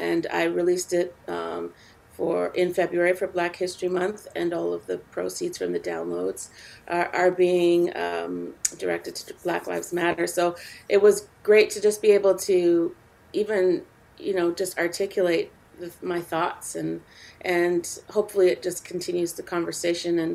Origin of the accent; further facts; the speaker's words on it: Canada; I also am involved in a music festival here in my hometown